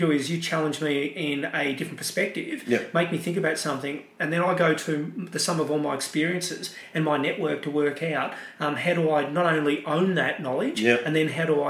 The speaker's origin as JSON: {"language": "English", "country": "Australia", "said": "You know, and I don't like to say it, I'm Australian, but you've got to do deals."}